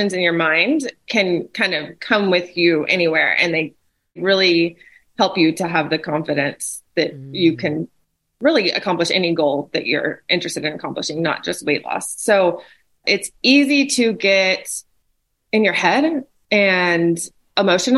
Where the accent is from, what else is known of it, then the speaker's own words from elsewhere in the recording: Texas, United States; I'm from Texas